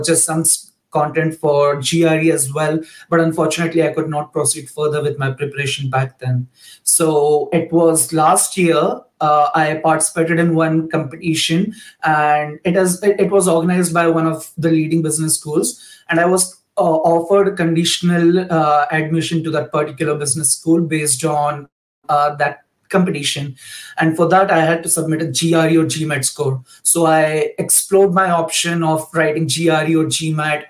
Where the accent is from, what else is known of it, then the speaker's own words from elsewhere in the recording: India; moved away as an adult; now in Germany; I'm basically from India, but I've been living and working in Germany for the past like 2 years or so now